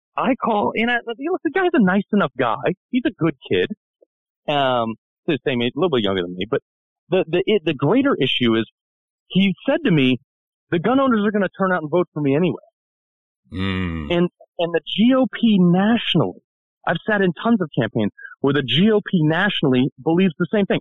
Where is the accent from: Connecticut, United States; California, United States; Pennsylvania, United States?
Connecticut, United States; born or raised there